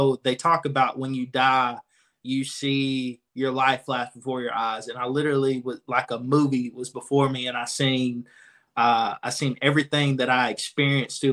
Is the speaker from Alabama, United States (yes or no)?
yes; Anniston, Alabama, United States; born and raised in Anniston, Alabama.